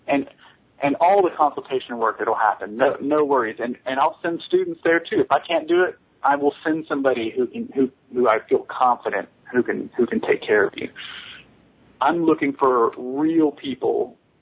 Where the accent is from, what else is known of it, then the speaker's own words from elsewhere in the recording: Texas, United States; I'm from Texas